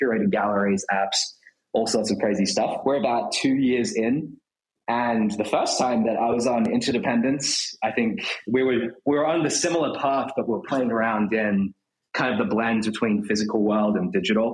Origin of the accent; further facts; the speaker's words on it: Australia; moved away as an adult; now in New York, United States; I'm from Australia originally